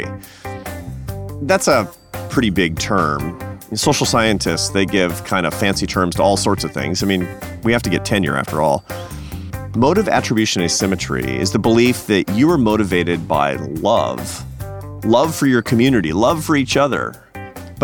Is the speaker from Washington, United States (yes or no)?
yes; Seattle, Washington, United States; I grew up in Seattle, Washington, in a progressive family